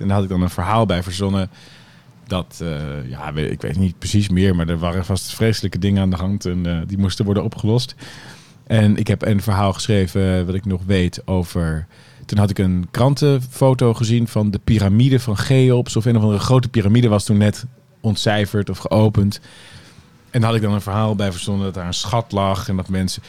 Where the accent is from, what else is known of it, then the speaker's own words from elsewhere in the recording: Haarlem, North Holland, Netherlands; Ik vond ook Haarlem, vind ik nog steeds hoor, waar ik ben opgegroeid, geen prettige regio